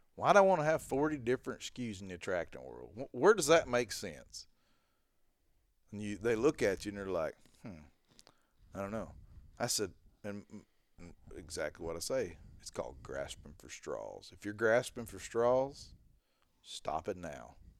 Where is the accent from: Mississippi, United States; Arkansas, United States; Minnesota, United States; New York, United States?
Arkansas, United States; I'm from freaking Po Dunk Town, Arkansas